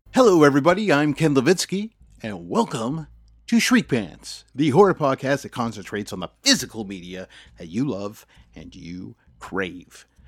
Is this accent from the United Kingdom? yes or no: no; Canada; as a Canadian